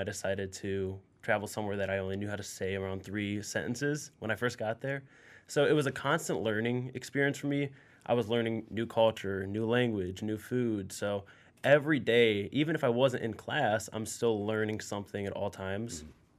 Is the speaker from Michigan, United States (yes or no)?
no; Akron, Ohio, United States; I'm from Akron, and I love Akron. I love, you know, Northeast Ohio